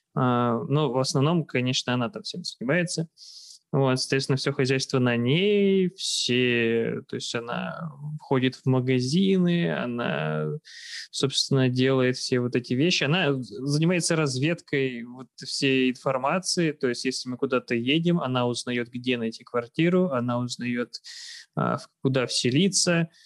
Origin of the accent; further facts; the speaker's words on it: Arkhangelsk, Arkhangelsk Oblast, Russia; moved away as an adult; also born or lived in Saint Petersburg; now in Kyrgyzstan; я с севера, из Архангельска